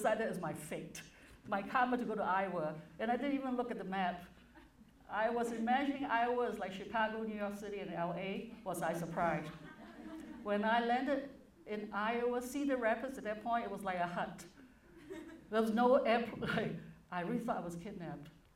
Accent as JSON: {"language": "English", "country": "Hong Kong", "tie": "born or raised there", "moved": "as an adult", "lives_now": "United States", "said": "But I was born in Hong Kong, it was a British colony"}